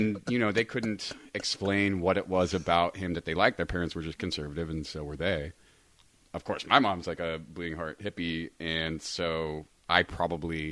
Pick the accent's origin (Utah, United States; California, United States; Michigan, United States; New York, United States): California, United States; Sacramento; moved away as an adult; now in Los Angeles, United States; I'm from Sacramento